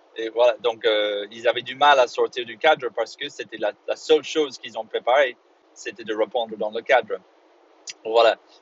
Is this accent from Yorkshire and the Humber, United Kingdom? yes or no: no; Belfast, Northern Ireland, United Kingdom; French is a second language; moved away; quand j'ai grandi à Belfast